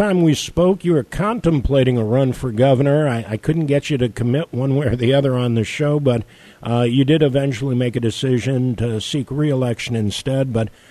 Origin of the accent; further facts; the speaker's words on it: outside of Chicago, Illinois, United States; now in Louisiana, United States; where I grew up outside of Chicago